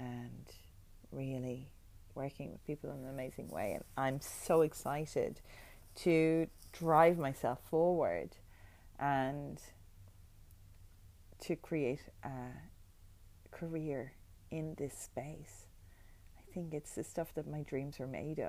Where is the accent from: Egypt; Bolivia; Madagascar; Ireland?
Ireland; moved away as an adult; also born or lived in New York; now in Australia; being Irish, you know, you're one of many, many, many Irish people who live in New York and work in bars